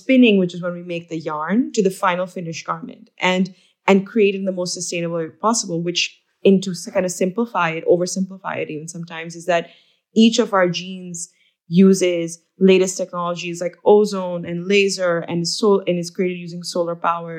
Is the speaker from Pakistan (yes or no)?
yes; Pakistan; So I am from Pakistan. So my family has been in denim for over 3 decades.